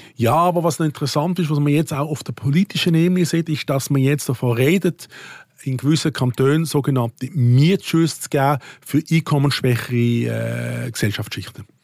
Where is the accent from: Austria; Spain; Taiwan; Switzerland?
Switzerland; als Schweizer